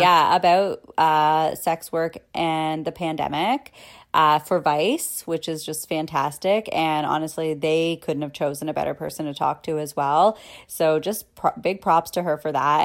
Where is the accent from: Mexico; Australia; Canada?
Canada; as a Canadian